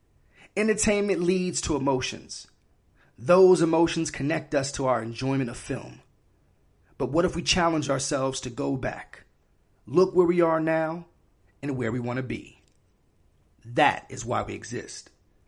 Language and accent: English; New York, United States; also born or lived in Miami; So, like, I was born in Miami and then I moved to New York, right?